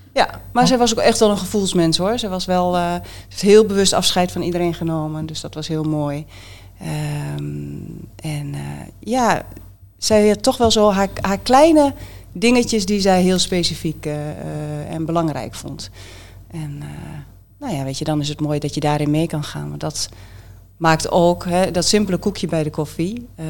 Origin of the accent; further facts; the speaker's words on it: Haaksbergen, Overijssel, Netherlands; accent: Twents; also born or lived in Enschede; niet in Borne. In, Enschede, opgegroeid in Haaksbergen